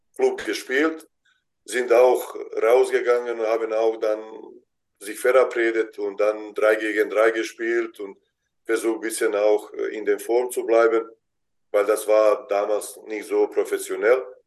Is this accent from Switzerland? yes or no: no; Vareš, Zenica-Doboj Canton, Bosnia & Herzegovina; German is a second language; moved away as an adult; now in Germany; da wo ich ge geboren bin in Bosnien